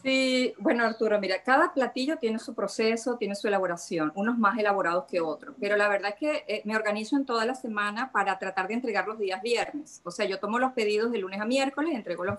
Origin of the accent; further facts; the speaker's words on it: La Cañada de Urdaneta, Zulia, Venezuela; now in Nordelta, Argentina; Yo soy del municipio autónomo La Cañada de Urdaneta, soy cañadera